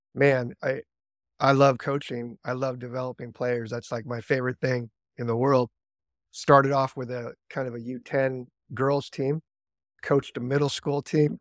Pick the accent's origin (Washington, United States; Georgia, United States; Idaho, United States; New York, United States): Washington, United States; Seattle; I was American. I grew up, grew up in Seattle